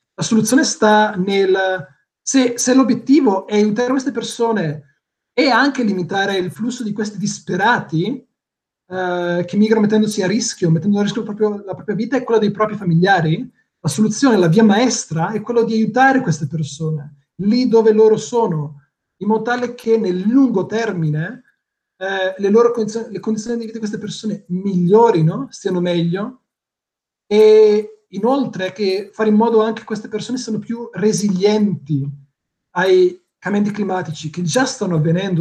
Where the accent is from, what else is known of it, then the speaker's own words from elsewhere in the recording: Botticino, Lombardy, Italy; moved away as an adult; now in Greece; io vengo da Botticino